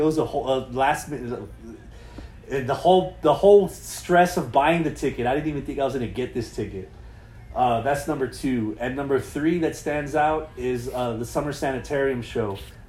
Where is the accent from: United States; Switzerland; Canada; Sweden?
United States; Texas; I was like, well, I'm from Texas.